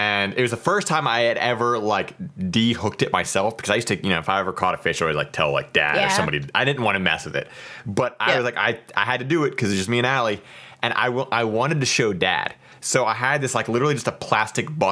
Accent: Ohio, United States; moved away; I'm originally from Ohio

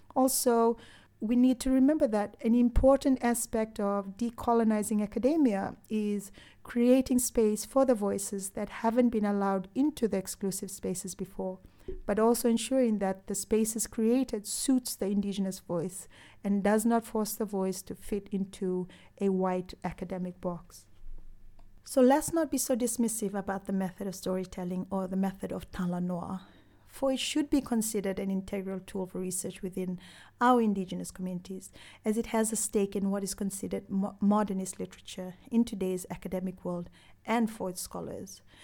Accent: Fiji; growing up in Fiji, I was brought up

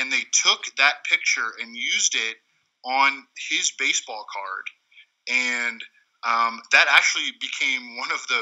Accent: Washington, District of Columbia, United States; I grew up in the Washington, D.C. area

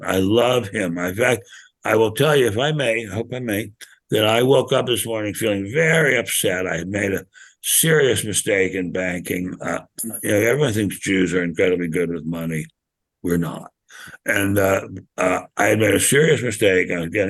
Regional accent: Washington, District of Columbia, United States; when I grew up in Washington, D.C., suburbs

